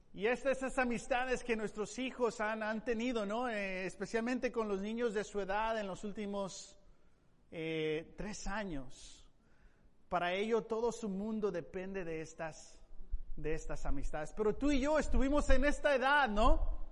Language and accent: Spanish; Tepic, Nayarit, Mexico; moved away; yo eh, crecí en México, en la ciudad de Tepic